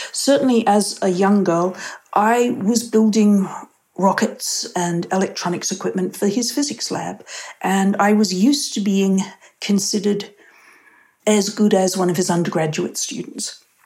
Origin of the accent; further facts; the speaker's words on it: Australia; moved away as an adult; also born or lived in Sydney, Australia; now in Pleasanton, United States; being an Australian overseas